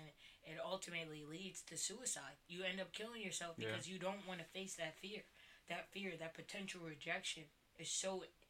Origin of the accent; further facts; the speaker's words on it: Cherry Hill, New Jersey, United States; also born or lived in Mount Laurel, New Jersey; I grew up in Cherry Hill and Mount Laurel. Like, they're predominantly white. You know, I was always used to being, like, the only, like, the token black.